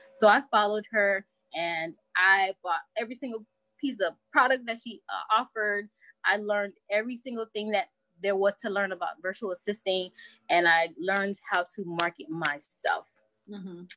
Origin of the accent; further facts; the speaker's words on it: Bahamas; my background is Haitian, so my parents are Haitian, and nice. I'm from the Bahamas